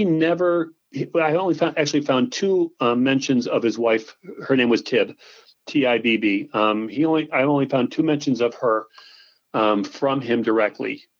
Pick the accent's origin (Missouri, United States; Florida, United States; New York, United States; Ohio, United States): New York, United States; Springville; Pop Warner's from my hometown